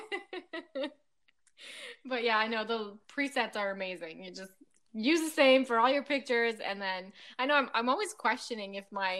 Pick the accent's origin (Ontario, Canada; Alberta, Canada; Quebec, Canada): Quebec, Canada; Quebec City; first language French; English is a second language; now in New Brunswick, Canada; I'm originally from Quebec City. Okay. I'm a little Frenchy. Yeah, French is my first language, and then I learned English growing up